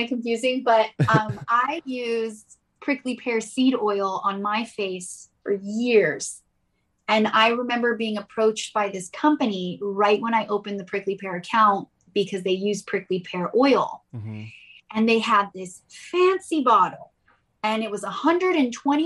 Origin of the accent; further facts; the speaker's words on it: Gilbert, Arizona, United States; moved away as an adult; also born or lived in South Carolina / Iran (ancestry); now in Sacramento, United States; I grew up around farms in Arizona. I was more in the country, and it was called Gilbert